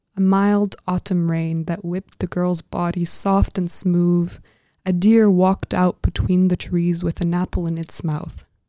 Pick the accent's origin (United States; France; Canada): France; moved away; growing up in France and, like, speaking the French language.